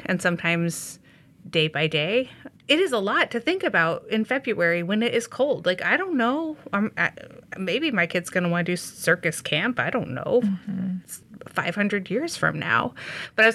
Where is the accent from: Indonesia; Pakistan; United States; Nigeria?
United States; Indiana; now in Skokie, United States; I'm from Indiana also